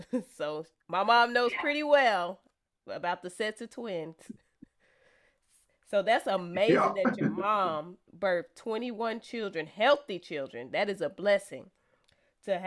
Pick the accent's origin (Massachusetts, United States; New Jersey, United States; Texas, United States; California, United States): Texas, United States; moved away; I'm from Texas also, so I love my home state.